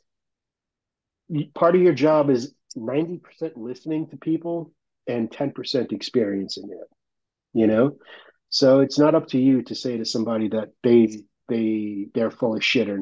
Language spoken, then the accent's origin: English; New York, United States; The best thing about growing up in New York, the absolute best thing, was being that there are so many people there